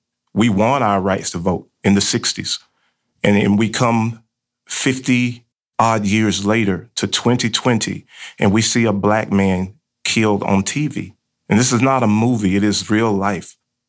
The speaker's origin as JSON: {"language": "English", "region": "Georgia", "country": "United States", "tie": "born there", "said": "I am 51 years old. I was born in 1969 in South Georgia."}